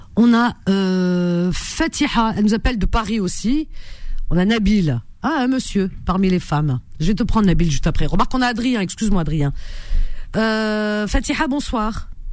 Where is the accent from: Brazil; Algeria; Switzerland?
Algeria; now in France; C'est mon pays, de euh, voilà, euh, de mes parents